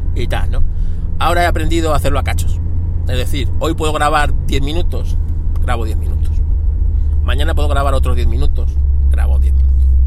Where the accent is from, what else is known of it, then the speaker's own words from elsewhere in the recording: Spain; somos españoles